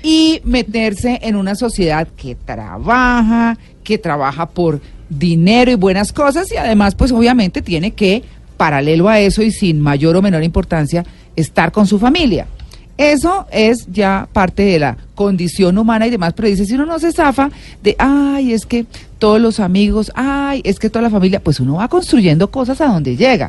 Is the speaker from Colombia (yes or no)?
yes; Colombia; como muchos colombianos, pues uno tiene familia que ha echado raíces allá